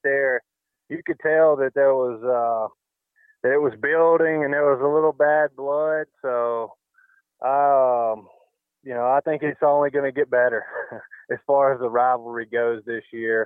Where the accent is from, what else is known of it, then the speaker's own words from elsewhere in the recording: the South, United States; now in Arizona, United States; growing up in the South